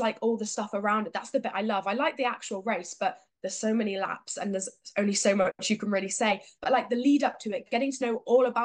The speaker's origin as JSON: {"language": "English", "town": "Sheffield", "region": "Yorkshire and the Humber", "country": "United Kingdom", "said": "I'm from Sheffield"}